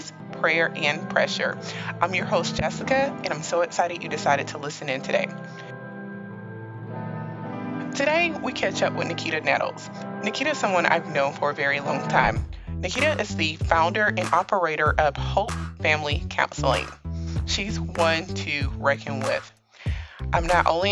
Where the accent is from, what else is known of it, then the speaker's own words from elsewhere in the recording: Monroeville, Alabama, United States; We're both from Monroeville, Alabama